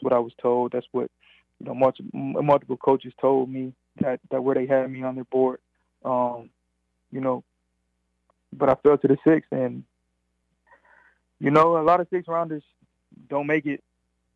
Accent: Grand Rapids, Michigan, United States; moved away; I'm from Michigan, and, you know, I wouldn't mind playing for my hometown team

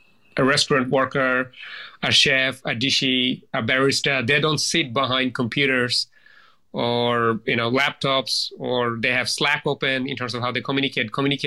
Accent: Bangladesh; now in Australia; background in Bangladesh standards, and then coming to Australia I often think of the fact that, you know, being Australian is not a right, it's a privilege

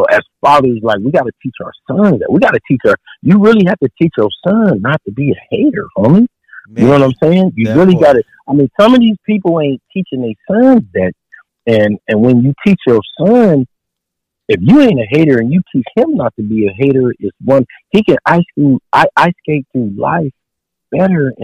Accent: San Diego, California, United States; moved away as an adult; I'm from San Diego, from the soil. I'm from Southeast San Diego

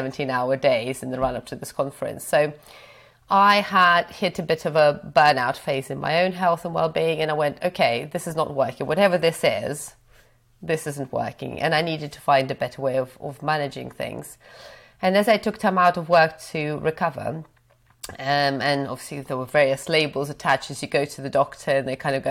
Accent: Belarus; also born or lived in Cambridge, United Kingdom; now in United Kingdom; So I grew up in Belarus, so I wasn't born in the UK.

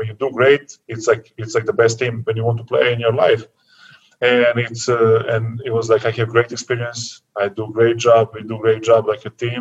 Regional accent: Serbia; born or raised there; English is a second language; moved away as an adult; also born or lived in Vršac, Serbia

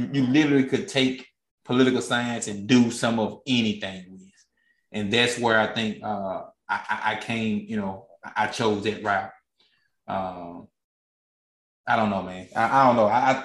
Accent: Mississippi, United States; I grew up in Mississippi.

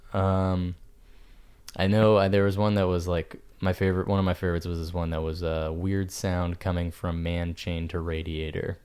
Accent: New Hampshire, United States; moved away; New Hampshire

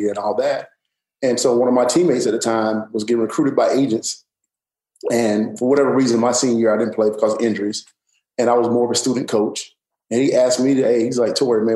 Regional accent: Woodruff, South Carolina, United States; being from a small town in South Carolina, single parent home

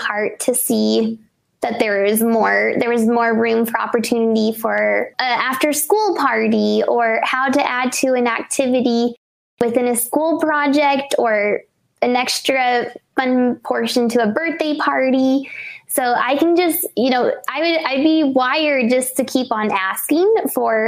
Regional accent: Colorado, United States; I am from the Treasure Box state of Colorado and am a native

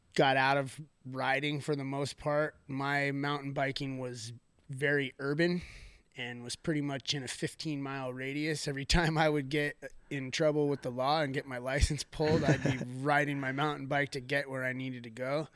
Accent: Thousand Oaks, California, United States; I grew up here in Newbury Park, Thousand Oaks

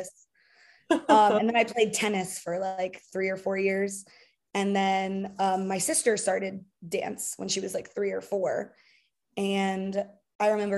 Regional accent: South Florida, United States; moved away as an adult; I'm originally from South Florida

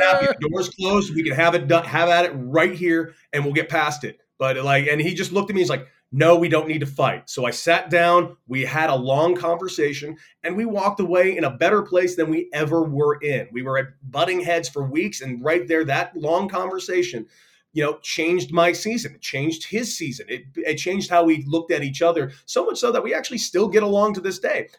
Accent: Santa Monica, California, United States; I grew up in Santa Monica, California.

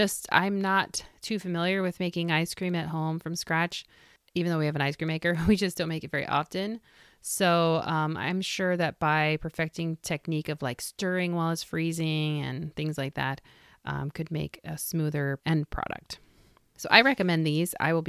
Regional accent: Illinois, United States; I grew up in Vermilion County, Illinois. Much of my family is from the smaller communities that surround Danville.

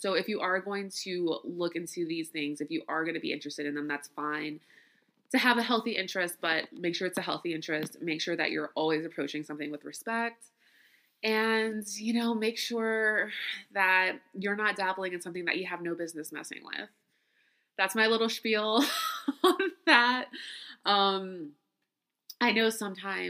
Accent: Louisiana, United States; I grew up in Louisiana. I am Creole.

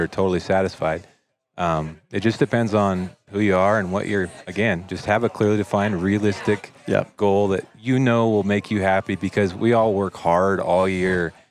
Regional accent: Western Oregon, United States; I grew up in Oregon, Western yeah. Oregon

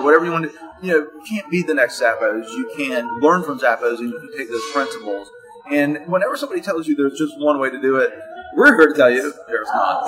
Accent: Florida, United States; I'm from Florida

